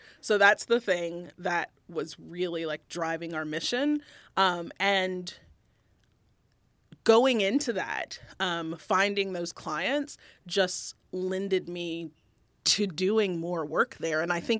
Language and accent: English; the South, United States; I grew up in the South by most people's standards, fairly, like, economically underprivileged, I would think.